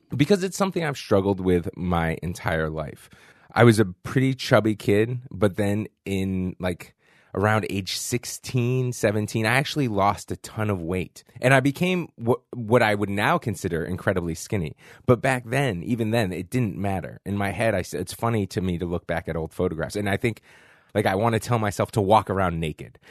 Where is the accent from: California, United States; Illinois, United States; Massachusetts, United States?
Massachusetts, United States; Boston; also born or lived in San Francisco; now in New York, United States; I'm from Boston, Massachusetts